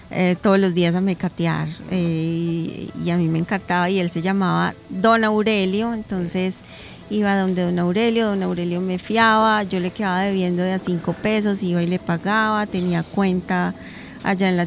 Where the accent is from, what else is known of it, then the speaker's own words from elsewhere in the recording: Bello, Antioquia, Colombia; also born or lived in Medellín; era niña yo no vivía en Medellín, yo vivía en un municipio cercano que es Bello.